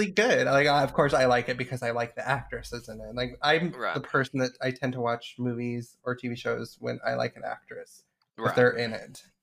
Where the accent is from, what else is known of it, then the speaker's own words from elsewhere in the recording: Idaho, United States; Being gay, growing up in Idaho was not easy